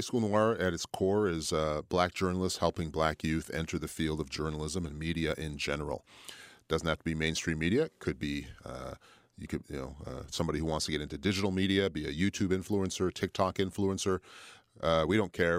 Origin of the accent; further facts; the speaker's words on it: Montreal, Quebec, Canada; moved away as an adult; also born or lived in Toronto / Ottawa / Fredericton; now in Halifax, Canada; moved back to my hometown of Montreal